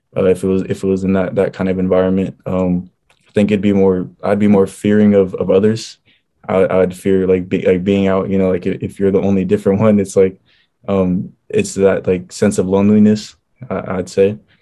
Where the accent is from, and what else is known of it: Federal Way, Washington, United States; born or raised there; also born or lived in Oregon